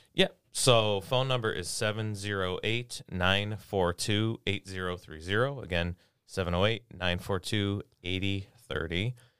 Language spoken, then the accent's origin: English; Lemont, Illinois, United States; also born or lived in Homer Glen, Illinois / Chicago, Illinois; I grew up in Lamont